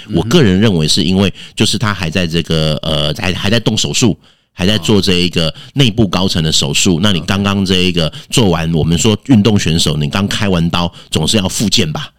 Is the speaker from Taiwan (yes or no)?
yes; Taiwan; 我们台湾人民